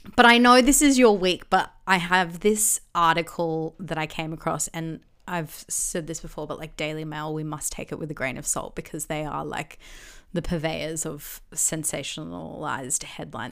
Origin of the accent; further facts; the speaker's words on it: Gold Coast, Queensland, Australia; growing up on the Gold Coast